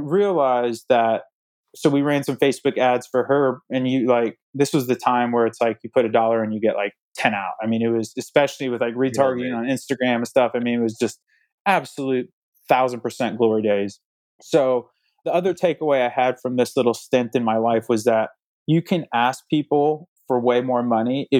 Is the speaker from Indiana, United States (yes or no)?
yes; Indiana, United States; I'm from Indiana